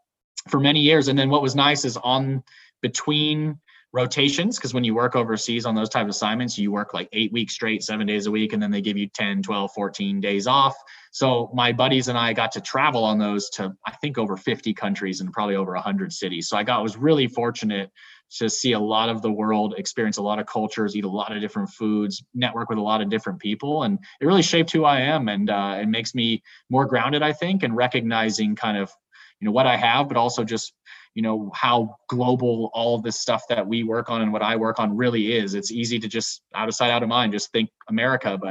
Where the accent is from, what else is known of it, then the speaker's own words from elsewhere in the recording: England, United Kingdom; moved away; I was born in England. My whole family's there